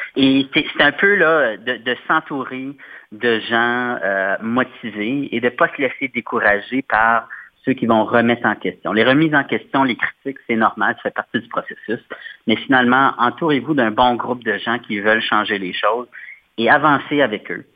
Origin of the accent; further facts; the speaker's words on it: Sudbury, Ontario, Canada; moved away as an adult; also born or lived in Montreal; now in Ottawa, Canada; je suis originaire de Sudbury, dans le nord de l'Ontario, mais j'habite ici dans la région d'Ottawa depuis à peu près 2006